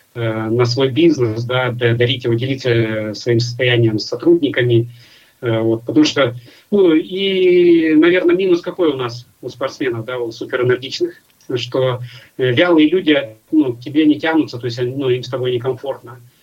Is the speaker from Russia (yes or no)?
yes; Nizhny Novgorod, Nizhny Novgorod Oblast, Russia; moved away; я из Нижнего Новгорода